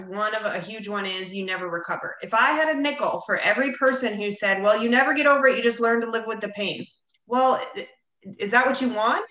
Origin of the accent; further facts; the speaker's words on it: Bonita Springs, Florida, United States; here in my hometown, Bonita Springs, Florida.